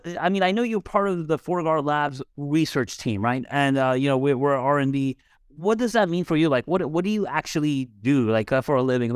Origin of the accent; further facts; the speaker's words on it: United States; So I'm American, so like I have to get a calculator out to like do any type of conversion because we're unfortunately not metric